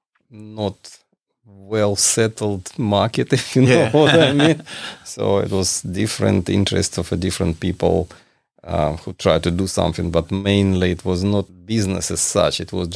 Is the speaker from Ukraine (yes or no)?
yes; Ukraine; now in Australia; technically, I'm from Soviet Union, and I'm from the generation who observed all these transformations